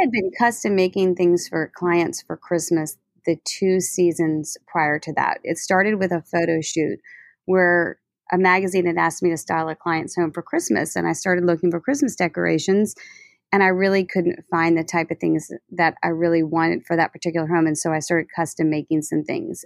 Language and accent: English; New Orleans, Louisiana, United States; moved away as an adult; now in Baton Rouge, United States; growing up in New Orleans